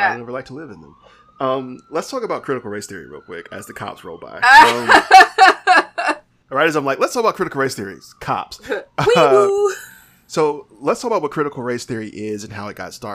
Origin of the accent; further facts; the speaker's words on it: United States; I'm American